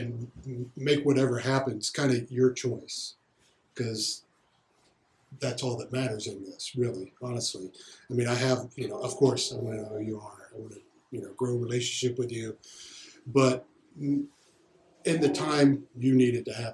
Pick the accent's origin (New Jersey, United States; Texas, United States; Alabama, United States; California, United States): Alabama, United States; moved away; I'm originally from Alabama